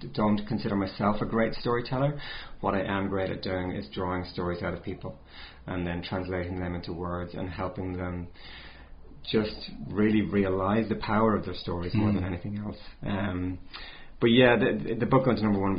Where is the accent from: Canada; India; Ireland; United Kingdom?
Ireland; near Galway City, Connacht; moved away as an adult; now in New Zealand; It's near Galway City in the west of Ireland.